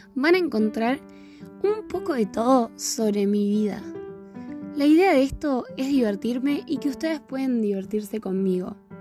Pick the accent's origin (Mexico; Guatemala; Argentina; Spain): Argentina; soy de Argentina